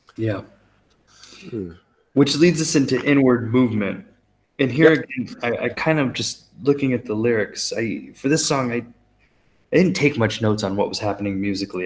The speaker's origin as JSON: {"language": "English", "country": "United States", "said": "as the American"}